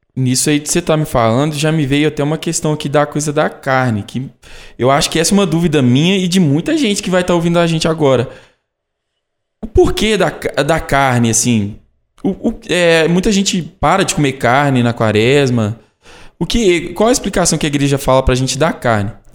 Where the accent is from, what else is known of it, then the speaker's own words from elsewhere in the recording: Caeté, Minas Gerais, Brazil; eu sou de Caeté, natural de Caeté